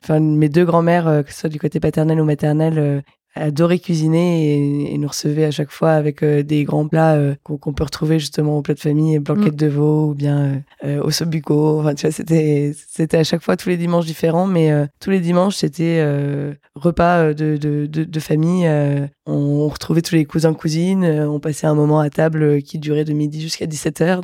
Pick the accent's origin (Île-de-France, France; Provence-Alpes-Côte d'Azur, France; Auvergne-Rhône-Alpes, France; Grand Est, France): Grand Est, France; Metz; je viens de Metz